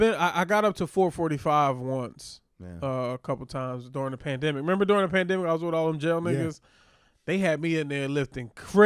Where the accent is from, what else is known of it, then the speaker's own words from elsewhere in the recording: Philadelphia, Pennsylvania, United States; now in New York, United States; we grew up around Muslims in Philly.